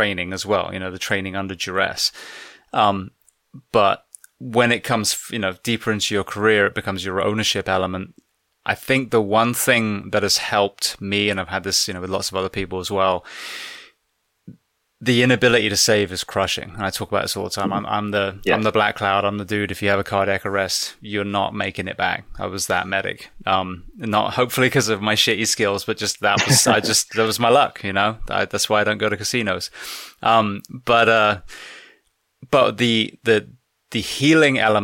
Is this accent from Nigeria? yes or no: no; United Kingdom; now in United States; As a Brit living in the US